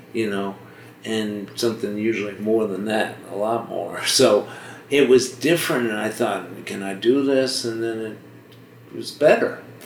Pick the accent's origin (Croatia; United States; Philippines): United States; Washington, District of Columbia; moved away; also born or lived in Boston; I was born in Boston, but I so, but I lived, uh, kind of grew up in Washington, D.C.